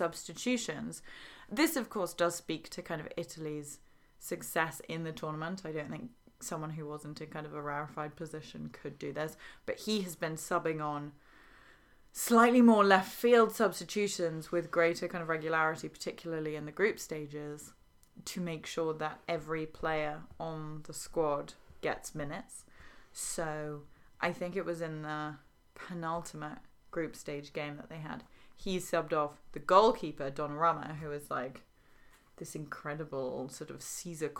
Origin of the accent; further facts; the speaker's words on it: England, United Kingdom; as an English person